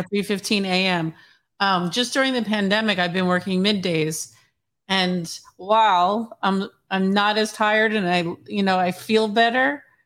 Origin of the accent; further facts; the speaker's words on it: New Jersey, United States; I grew up in Jersey